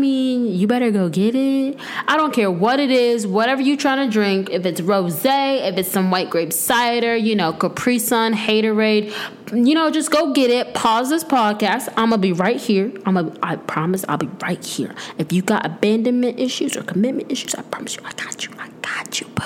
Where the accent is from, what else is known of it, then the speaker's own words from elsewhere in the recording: Tampa, Florida, United States; moved away as an adult; also born or lived in Michigan; now in North Carolina, United States; I'm from Florida. Well, I was born in Michigan, but all I know is Florida. It's literally my entire life.